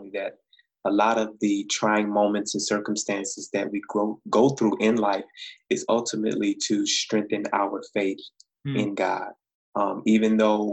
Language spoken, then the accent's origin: English; Saginaw, Michigan, United States; moved away as an adult; now in Ypsilanti, United States; I grew up in Saginaw